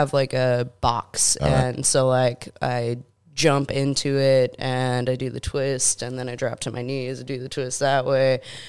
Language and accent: English; Buffalo, New York, United States; born or raised there